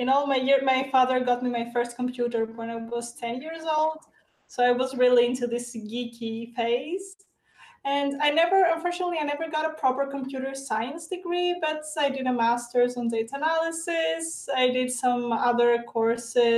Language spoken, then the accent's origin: English; Greece; I'm from Greece. I live in Athens.